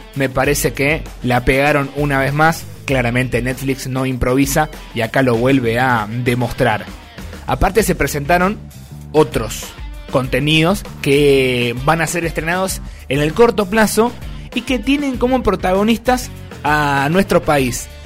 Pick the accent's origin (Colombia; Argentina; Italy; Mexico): Argentina; Salta; aquí en Salta